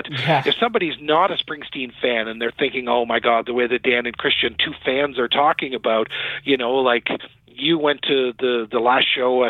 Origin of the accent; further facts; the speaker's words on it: Summerside, Prince Edward Island, Canada; Prince Edward Island, the smallest province in Canada where I went to high school. And, you know, I grew up in Summerside, which is right about in the middle.